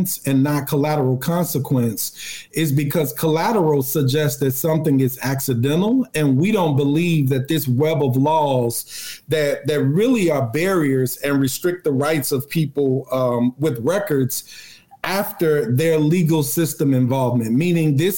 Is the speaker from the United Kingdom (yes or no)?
no; Chicago, Illinois, United States; Where I grew up on the South Side